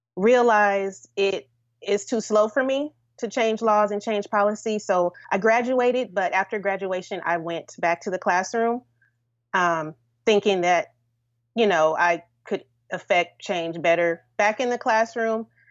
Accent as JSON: {"language": "English", "town": "Los Angeles", "region": "California", "country": "United States", "also_born_or_lived": "Washington, D.C.", "moved": "yes", "said": "I'm from California, Los Angeles"}